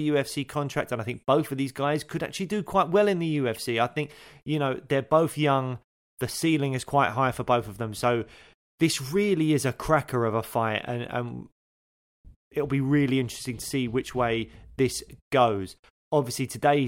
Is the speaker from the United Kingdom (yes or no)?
yes; London, United Kingdom; I grew up in Peckham in Southeast London